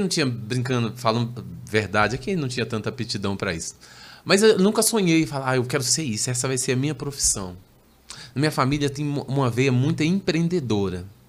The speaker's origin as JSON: {"language": "Portuguese", "town": "Belo Horizonte", "region": "Minas Gerais", "country": "Brazil", "tie": "born or raised there", "said": "Sou natural de Belo Horizonte, Minas"}